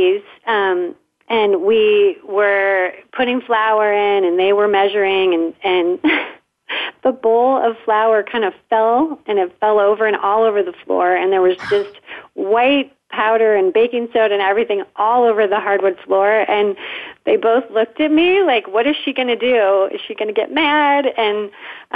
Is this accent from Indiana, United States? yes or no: yes; South Bend, Indiana, United States; accent: Midwest; we're actually from the Midwest, South Bend, Indiana